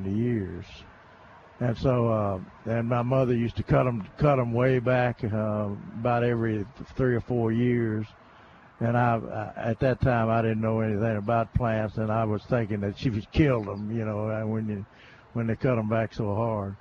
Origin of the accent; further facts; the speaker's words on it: Somerville, Tennessee, United States; moved away; my hometown there in Somerville, Tennessee